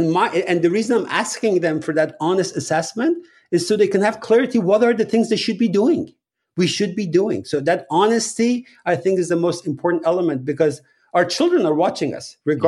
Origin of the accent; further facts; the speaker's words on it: Iran; that was a very standard method of, you know, parenting when I was growing up in Iran